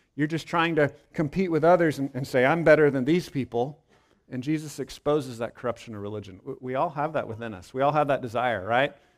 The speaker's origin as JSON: {"language": "English", "region": "Texas", "country": "United States", "tie": "born or raised there", "said": "I was born in Texas, so of course I look back on that with pride."}